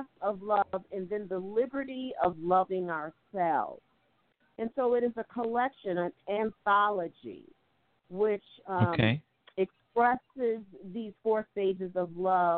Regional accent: Midwest, United States; also born or lived in East Coast, United States / New York; I come from the Midwest as well as the East Coast.

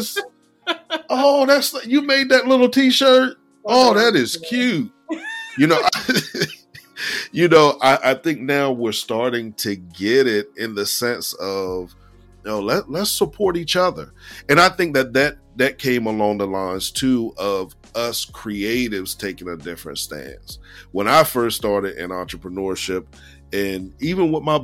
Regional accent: Lower Slower Delaware, United States; I'm from Lower Slower Delaware

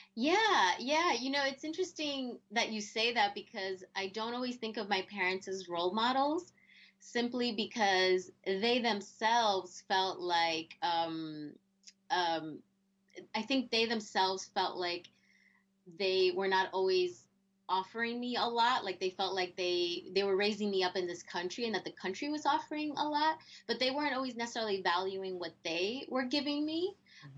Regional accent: New Jersey, United States; first language Spanish; I grew up in New Jersey

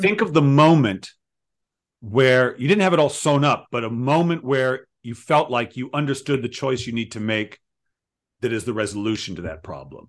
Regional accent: Providence, Rhode Island, United States; I grew up in Providence

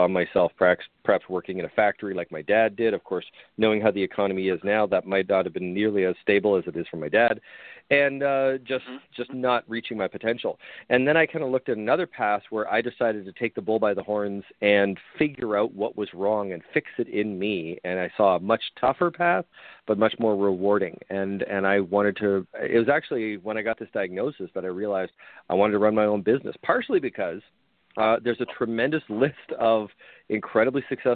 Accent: Canada; now in Buffalo, United States; I'm originally Canadian

